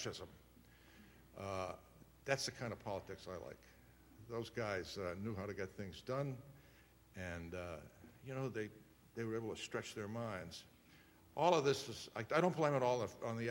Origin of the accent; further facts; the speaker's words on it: Worcester, Massachusetts, United States; my very first job was in my hometown of Worcester, Massachusetts